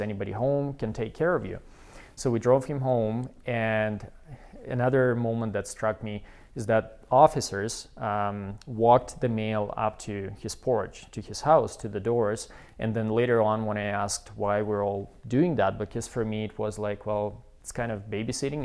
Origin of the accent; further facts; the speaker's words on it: Belarus; English is a second language; moved away as an adult; also born or lived in Quebec, Canada / Wilcox, Saskatchewan, Canada / Saskatoon, Canada; now in Calgary, Canada; we are from Belarus